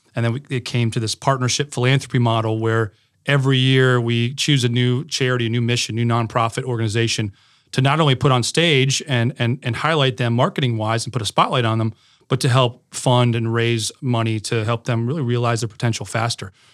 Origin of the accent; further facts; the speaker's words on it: Connecticut, United States; moved away; I grew up in Connecticut